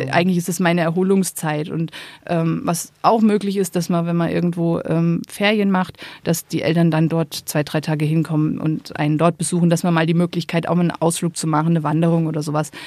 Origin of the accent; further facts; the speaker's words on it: Rhön, area around Fulda, Hesse, Germany; moved away as an adult; also born or lived in Rome; now in Kellenried, Germany; ich stamme ursprünglich aus der Rhön, ähm, aus der Gegend um Fulda